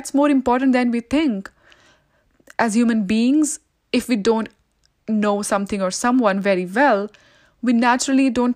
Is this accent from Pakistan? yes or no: no; India; moved away as an adult; now in Canada; I was born and raised in India